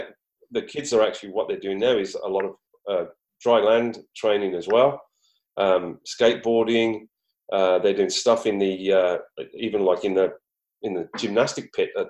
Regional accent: Queensland, Australia; In Queensland, where I'm from

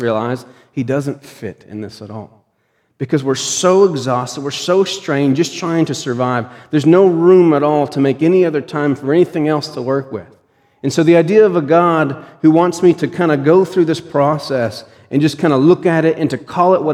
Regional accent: Pennsylvania, United States; When I was growing up in Pennsylvania

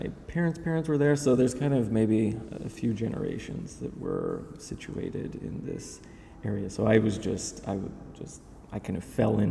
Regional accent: Salt Lake City, Utah, United States; moved away as an adult; also born or lived in Los Angeles; now in New York, United States; growing up in Salt Lake, which was very nice

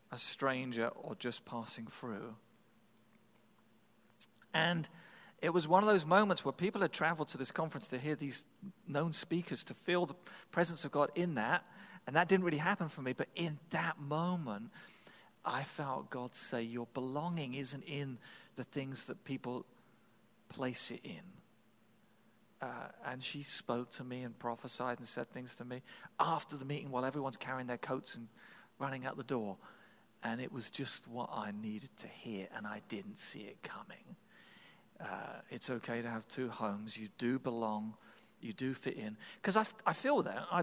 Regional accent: Massachusetts, United States; I'm from the South Shore of the Boston area, Massachusetts.

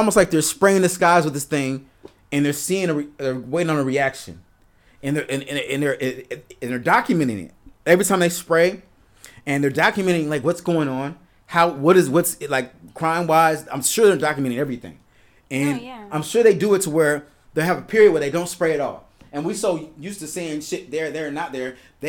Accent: Chicago, Illinois, United States; I'm from Chicago.

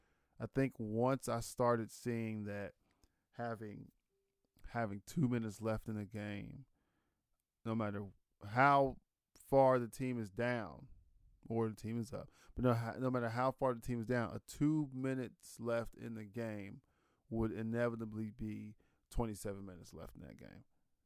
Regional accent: Ohio, United States; I think just because I was from from Ohio, so that's just kind of who I'm so used to seeing

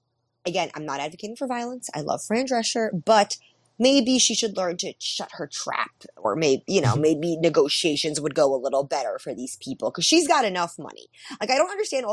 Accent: New York City, New York, United States; I'm a woman. I'm Jewish. I'm from Queens

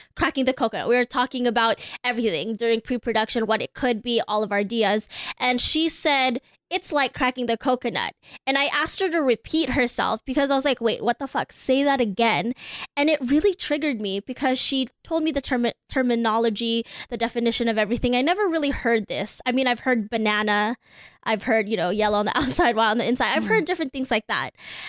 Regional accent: United States; I am Filipino.

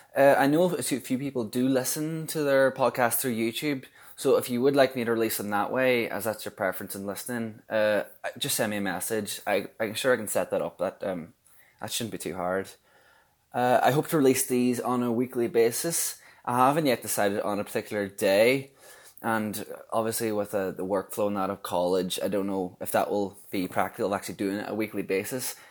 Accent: Donegal, Ulster, Ireland; I'm from Donegal

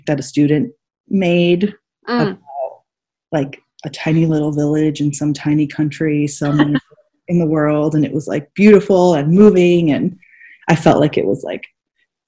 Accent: San Diego, California, United States; also born or lived in Washington, D.C.; I'm born and raised in San Diego, and I live back in San Diego now

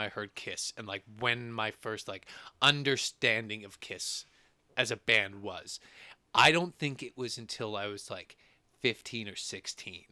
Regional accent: Edmonton, Alberta, Canada; we're from Edmonton in Alberta, Canada

